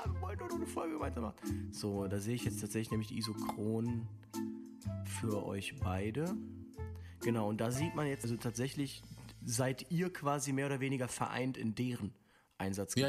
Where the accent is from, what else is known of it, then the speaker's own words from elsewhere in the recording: Linz, Upper Austria, Austria; aus Linz, zwölf Jahre alt.